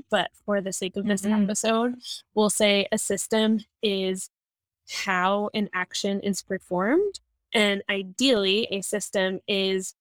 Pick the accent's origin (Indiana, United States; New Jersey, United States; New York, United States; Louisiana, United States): New Jersey, United States; moved away as an adult; I am originally from New Jersey, but me and my husband are RVing around the country